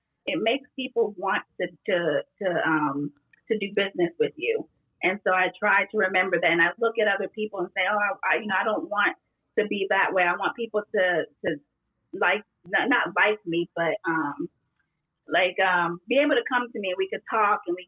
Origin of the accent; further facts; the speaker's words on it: Miami, Florida, United States; moved away; I was born in Miami, so I have a very Latin Caribbean type of flair